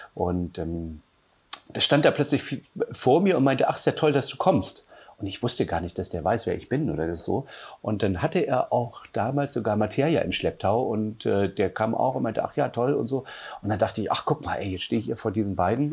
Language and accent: German; Halle, Saxony-Anhalt, Germany; moved away as an adult; also born or lived in Hamburg / Buchholz / Mecklenburg-Vorpommern; now in Müritz, Germany; geboren in Halle an der Saale, bin dann mit 18 nach Hamburg